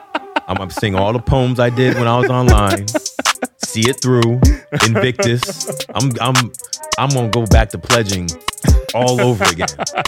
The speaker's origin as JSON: {"language": "English", "town": "New Haven", "region": "Connecticut", "country": "United States", "said": "I'm right next door. You heard of Connecticut?"}